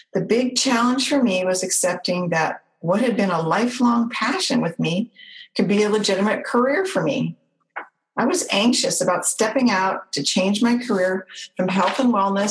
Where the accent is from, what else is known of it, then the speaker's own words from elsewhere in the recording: Orange County, California, United States; moved away as an adult; my hometown, Orange County, California